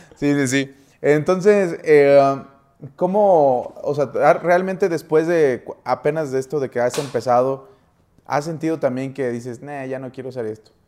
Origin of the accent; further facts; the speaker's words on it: Mexico City, Mexico; now in Saltillo, Mexico; yo soy de Saltillo, Coahuila, bueno, soy de la Ciudad de México, pero vivimos allá